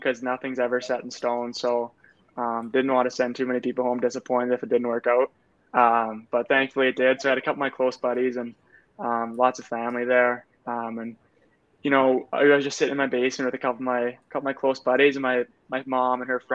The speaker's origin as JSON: {"language": "English", "region": "Manitoba", "country": "Canada", "tie": "born or raised there", "said": "Growing up in Manitoba"}